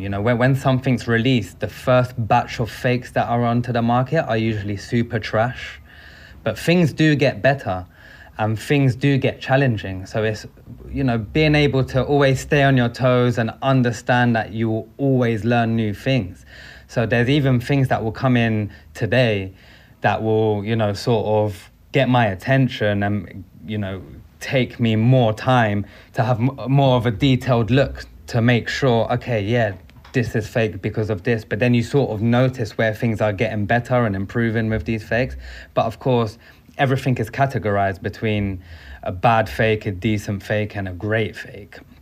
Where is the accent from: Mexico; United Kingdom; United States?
United Kingdom; London; Being a Londoner